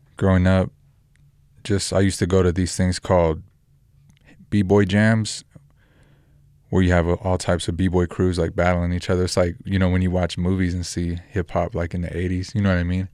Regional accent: Roswell, New Mexico, United States; also born or lived in Albuquerque, New Mexico; I'm from New Mexico, born in Roswell, lived in Albuquerque the last ten years

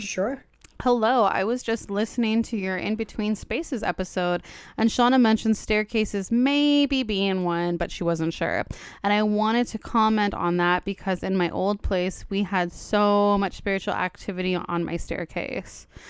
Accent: Los Angeles, California, United States; I'm from Los Angeles, born and bred

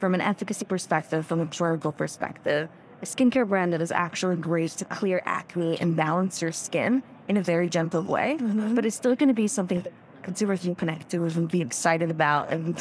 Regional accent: Israel; So I was actually born and raised in Israel

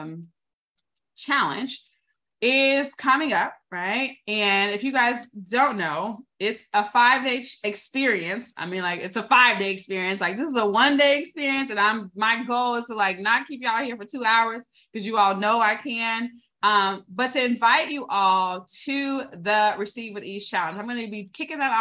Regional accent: the South, United States; I was born in the South

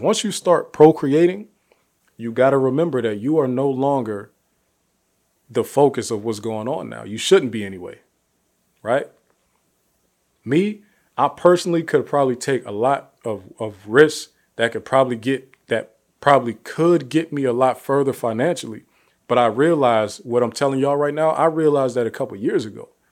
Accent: Youngstown, Ohio, United States; I'm from Youngstown, Ohio, one of the most impoverished cities in the country

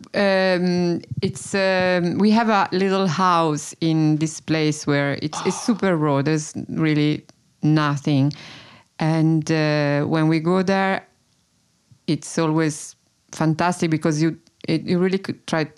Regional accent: Tuscany, Italy; now in Brooklyn, United States; I was born in Italy. I grew up in Italy.

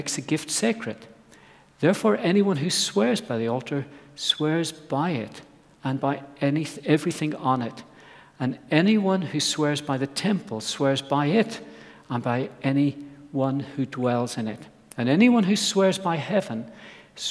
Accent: Ireland; I grew up in Ireland on an apple farm

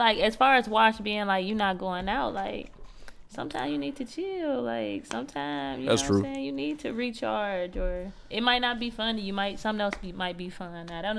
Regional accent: East Chicago, Indiana, United States; I'm from EC. I grew up on Guthrie. So, like, it's like I grew up in the bad neighborhood, so I still got that little bit of street cred.

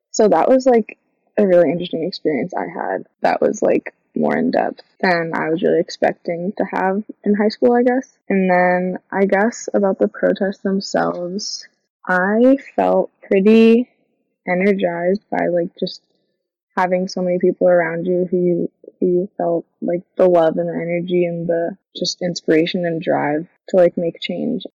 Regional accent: Freeport, Maine, United States; Freeport, um, my hometown, and then in like Portland

